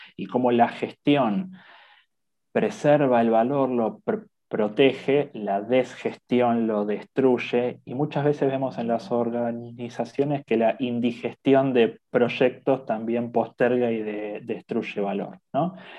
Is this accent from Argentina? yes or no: yes; Argentina; soy de Argentina